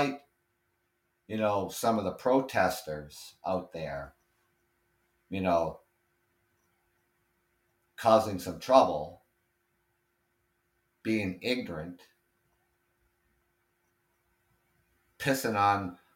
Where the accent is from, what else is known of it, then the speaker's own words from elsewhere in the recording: Ontario, Canada; being Canadian, lived here all my life, obviously, born and raised in Ontario